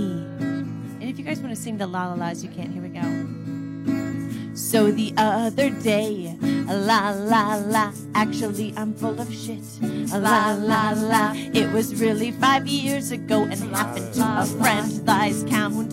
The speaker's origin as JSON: {"language": "English", "region": "Nebraska", "country": "United States", "also_born_or_lived": "Chicago / San Diego", "moved": "yes", "lives_now": "New York, United States", "said": "I'm from Nebraska"}